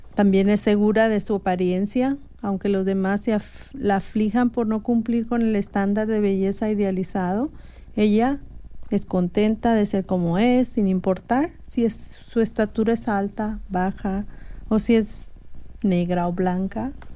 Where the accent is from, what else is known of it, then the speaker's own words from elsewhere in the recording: Mexico; now in United States; yo elegiría ser mexicana de nuevo, porque como mexicana me siento muy orgullosa de mis raíces